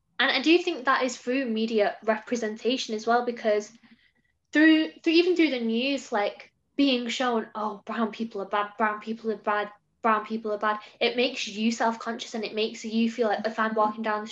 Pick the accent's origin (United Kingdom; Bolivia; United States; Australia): United Kingdom; England; growing up in England